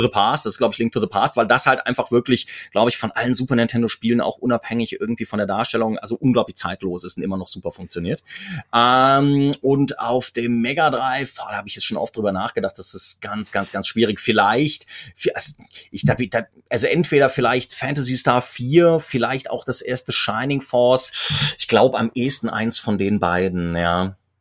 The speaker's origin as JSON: {"language": "German", "town": "Mainz", "region": "Rhineland-Palatinate", "country": "Germany", "tie": "born or raised there", "also_born_or_lived": "Cologne", "said": "gebürtiger Kölner in Mainz aufgewachsen"}